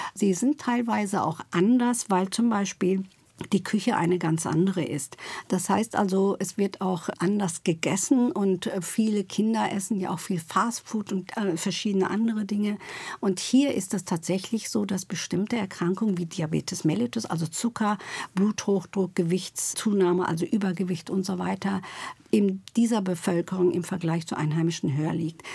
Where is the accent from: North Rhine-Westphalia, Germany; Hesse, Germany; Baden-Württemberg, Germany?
North Rhine-Westphalia, Germany; Duisburg; also born or lived in Turkey; now in Berlin, Germany; Ich komme aus Duisburg-Rheinhausen sogar.